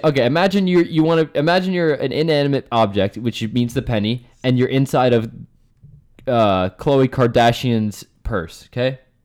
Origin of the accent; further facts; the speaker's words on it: Bethlehem, Pennsylvania, United States; I'm from Pennsylvania, Bethlehem, Pennsylvania